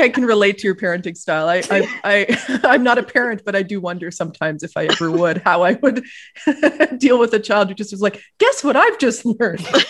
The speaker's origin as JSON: {"language": "English", "town": "Ottawa", "region": "Ontario", "country": "Canada", "tie": "born or raised there", "said": "I was growing up in Ottawa, the capital of Canada."}